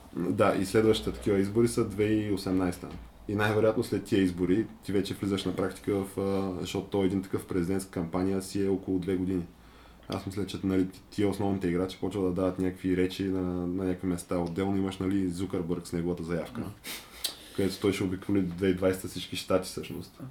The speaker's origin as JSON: {"language": "Bulgarian", "country": "Bulgaria", "said": "аз като българин"}